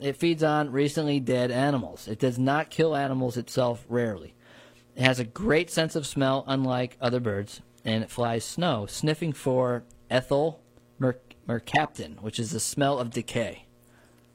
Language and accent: English; New Paltz, New York, United States; Growing up in New Paltz